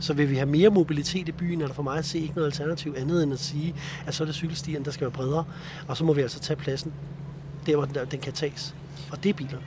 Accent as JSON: {"language": "Danish", "town": "Copenhagen", "region": "Capital Region of Denmark", "country": "Denmark", "said": "det bekymrer mig som københavner"}